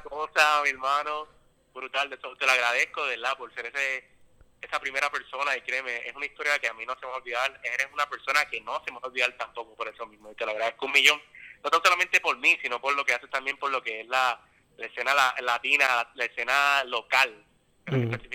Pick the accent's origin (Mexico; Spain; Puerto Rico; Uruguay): Puerto Rico; San Juan; yo soy de San Juan, específicamente